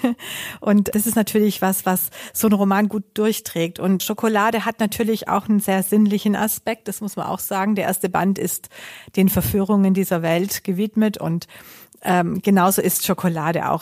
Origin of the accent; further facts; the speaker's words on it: home town where the Hugo Boss outlet is, Baden-Württemberg, Germany; in meinem Heimatort